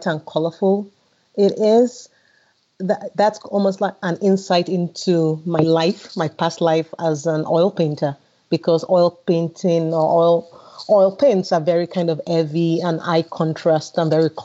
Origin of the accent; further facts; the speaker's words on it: Nigeria; now in Sweden; being Nigerian and African and growing up with a lot of color and vibrancy around me